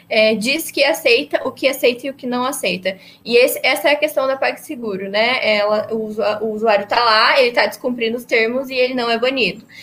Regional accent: Ponta Grossa, Paraná, Brazil; a gente nasceu é, em Ponta Grossa mesmo, vivemos a vida inteira lá

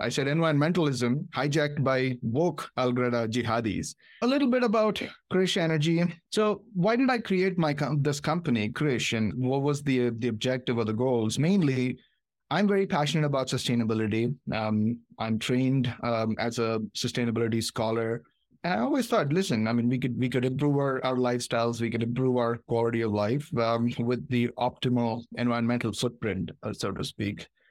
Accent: Hyderabad, Telangana, India; moved away as an adult; also born or lived in Michigan, United States / Ohio, United States; now in United States; I was born in Hyderabad, India, came here for my master's.

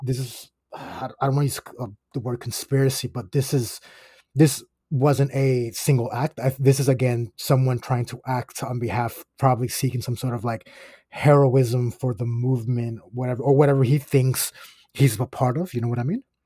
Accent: Aguadilla, Puerto Rico; I'm from the West Coast. I'm from Aguadilla.

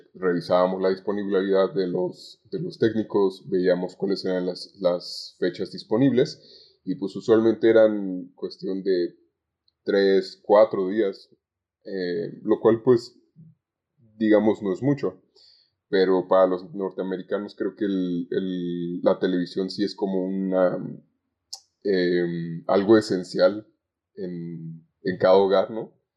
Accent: Zamora, Michoacán, Mexico; now in Guadalajara, Mexico; yo no soy originario de Guadalajara, vivo en Guadalajara, pero soy originario de, de Zamora, Michoacán

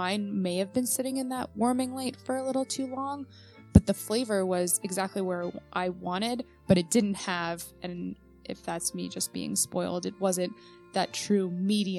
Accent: New York, United States; I grew up in New York

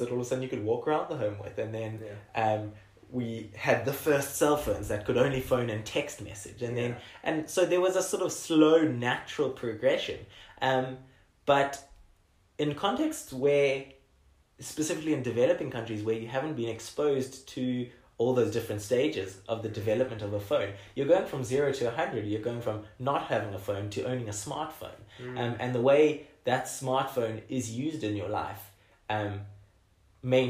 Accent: South Africa

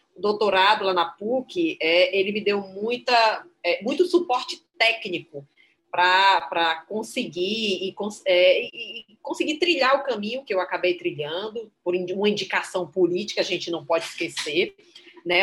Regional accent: Crato, Ceará, Brazil; Eu que sou do interior, sou do interior do Ceará, sou do Crato, né, da cidade no sul do Ceará.

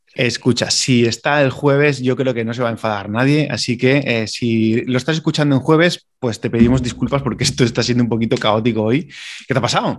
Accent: Valencian Community, Spain; somos de Valencia

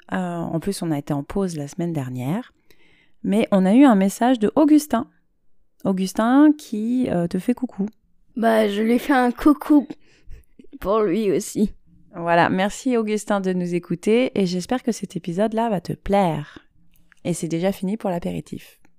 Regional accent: China; born there; Et moi je suis née en Chine et j'ai 9 ans.

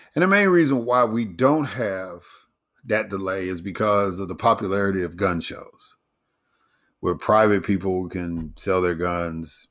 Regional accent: Chicago, Illinois, United States; Chicago, my hometown

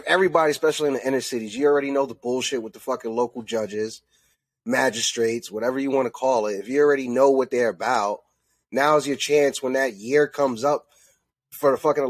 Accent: New York, United States; now in Pennsylvania, United States; I'm from New York. I'm up north. I'm out here in Pennsylvania right now.

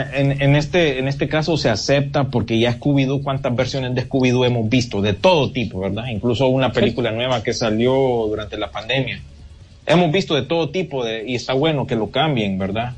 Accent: Honduras

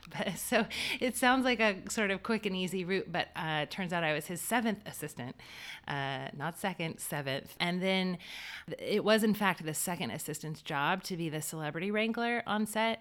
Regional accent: Wilmington, North Carolina, United States; born and raised in Wilmington, North Carolina.

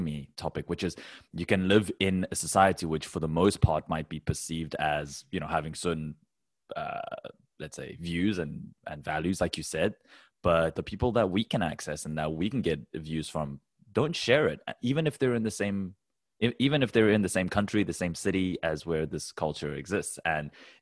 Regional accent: Taiwan; I come from Taiwan

